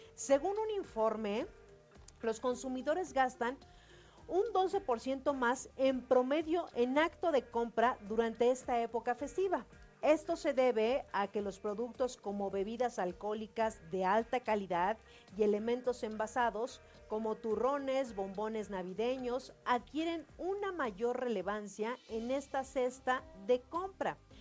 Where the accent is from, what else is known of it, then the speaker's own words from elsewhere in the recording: Mexico; nosotros como mexicanos